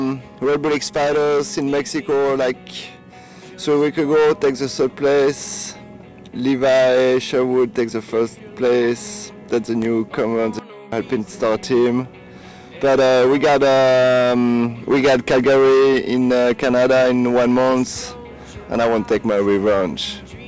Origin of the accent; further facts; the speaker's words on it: Switzerland; I come from Switzerland. I'm 26 years old